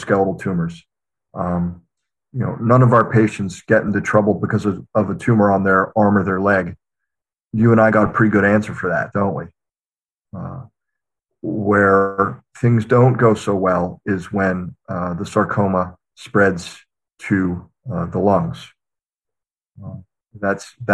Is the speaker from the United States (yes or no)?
yes; Pittsburgh, Pennsylvania, United States; I'm actually from Pittsburgh. It's I'm very boring in that regard. Born and raised here